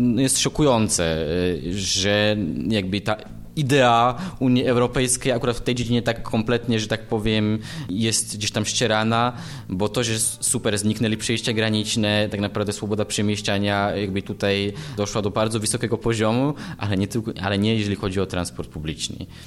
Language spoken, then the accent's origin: Polish; eastern Slovakia, Slovakia; now in Poland; pochodzę ze Słowacji, E, urodziłem się właśnie na wschodzie Słowacji no i od pewnego czasu działam